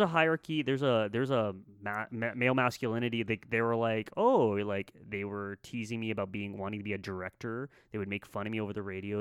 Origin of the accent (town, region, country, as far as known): Canada